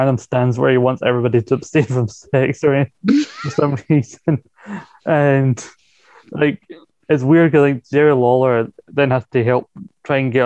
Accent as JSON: {"language": "English", "region": "Scotland", "country": "United Kingdom", "said": "as a Scottish man"}